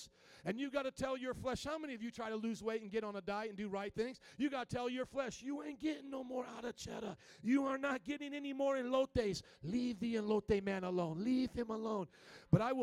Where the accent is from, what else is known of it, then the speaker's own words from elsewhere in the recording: Indiana, United States; I come from Indiana